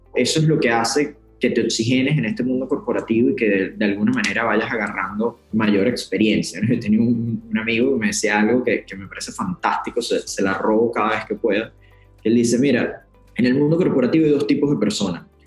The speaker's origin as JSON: {"language": "Spanish", "town": "Puerto Ordaz", "region": "Bolívar", "country": "Venezuela", "also_born_or_lived": "Caracas", "moved": "as an adult", "said": "Yo soy de Puerto Ordaz, en el interior del país, en Venezuela"}